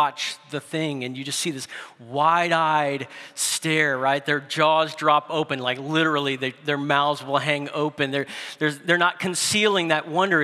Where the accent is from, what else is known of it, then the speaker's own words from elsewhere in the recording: New Orleans, Louisiana, United States; growing up in New Orleans